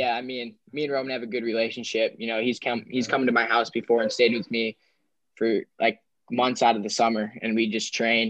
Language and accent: English; Carol Stream, Illinois, United States; I'm from Carroll Stream